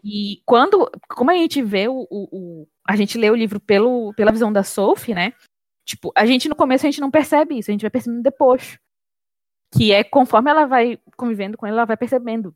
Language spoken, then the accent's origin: Portuguese; Pará, Brazil; a realidade que a gente tem enquanto paraenses